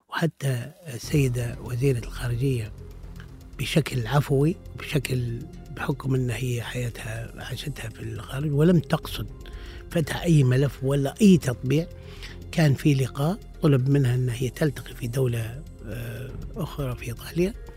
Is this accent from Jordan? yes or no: no; Misrata, Misrata District, Libya; now in Tripoli, Libya; هذه مدينتي وأنا الحقيقة لم أغادرها في, في كل مراحل عمري إلا في بداية الدراسة